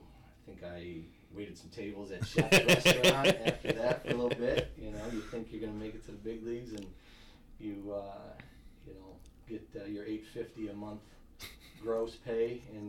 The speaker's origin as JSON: {"language": "English", "town": "Buffalo", "region": "New York", "country": "United States", "tie": "born or raised there", "also_born_or_lived": "West Seneca, New York", "said": "I grew up in South Buffalo, West Seneca area."}